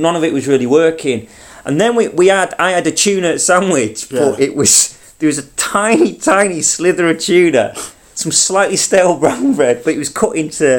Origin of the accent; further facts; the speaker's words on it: Manchester, North West England, United Kingdom; moved away; I was back in Manchester.